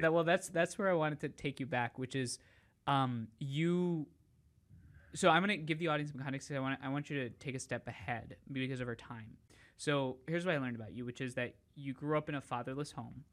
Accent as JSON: {"language": "English", "town": "New York City", "region": "New York", "country": "United States", "tie": "born or raised there", "said": "I grew up in Staten Island"}